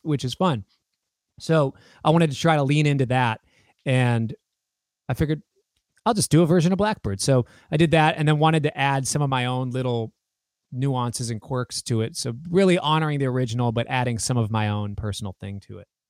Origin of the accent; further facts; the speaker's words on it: United States; I am the American version of him